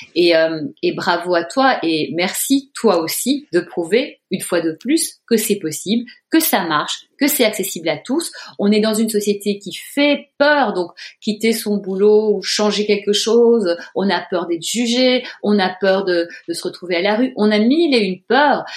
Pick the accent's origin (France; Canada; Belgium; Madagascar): Belgium; Brussels, Brussels-Capital Region; moved away; j'ai grandi dans un beau pays, le plat pays qui est le mien